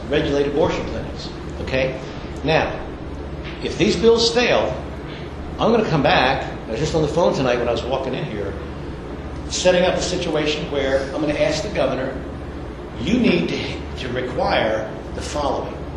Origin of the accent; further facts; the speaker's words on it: Louisiana, United States; I'm from Louisiana